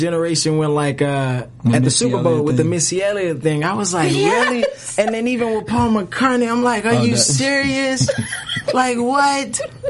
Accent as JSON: {"language": "English", "country": "Jamaica", "said": "Like, I'm Jamaican, so I've been going to a little bit of reggae"}